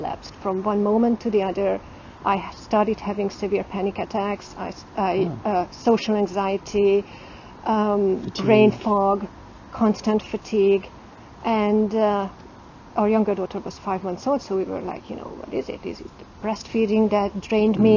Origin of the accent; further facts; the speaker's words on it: Eastern Hungary, Hungary; moved away; I grew up in an Eastern Hungarian village